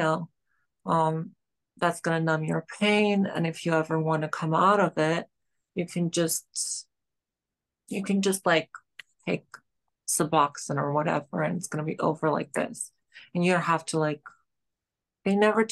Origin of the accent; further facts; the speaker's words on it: Georgia; now in New York City, United States; I'm from Georgia